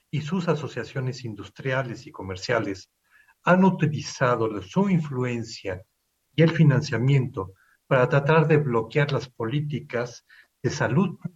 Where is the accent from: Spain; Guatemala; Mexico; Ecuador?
Mexico; Les hablo hoy desde mi país de origen, México